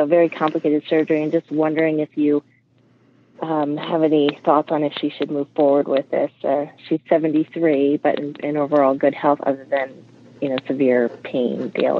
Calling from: Delanson, New York, United States; Hi, I'm from Delanton, New York, which is just west of Albany, New York.

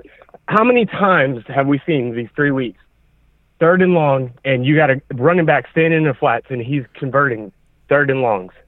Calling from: Virginia, United States; I'm calling from Virginia.

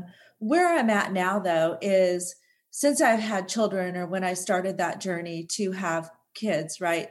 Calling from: Seattle, Washington, United States; Calling in from sunny Seattle, Washington.

